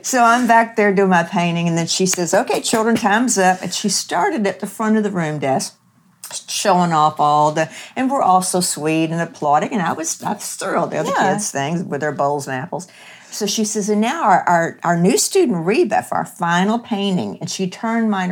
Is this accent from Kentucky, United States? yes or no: yes; Kentucky, United States; hillbilly community in Kentucky. I'm from Kentucky.